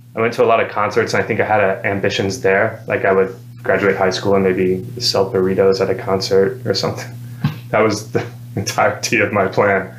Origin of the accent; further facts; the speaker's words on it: Madison, Alabama, United States; I grew up in Madison